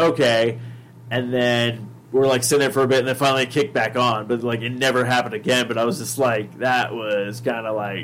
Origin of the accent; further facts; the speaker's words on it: United States; we're from the States